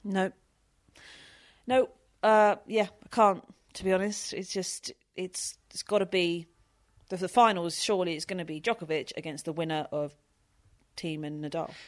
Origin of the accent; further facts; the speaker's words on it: United Kingdom; I'm British